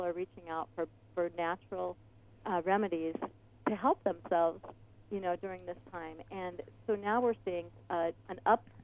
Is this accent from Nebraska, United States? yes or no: yes; Omaha, Nebraska, United States; now in Ventura County, United States; I grew up in Omaha, Nebraska, and it was snowy and cold in the wintertime